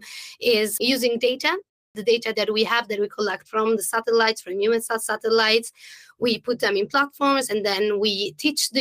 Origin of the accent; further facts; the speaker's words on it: Italy; English is a second language; moved away as an adult; also born or lived in London; I moved from Italy to London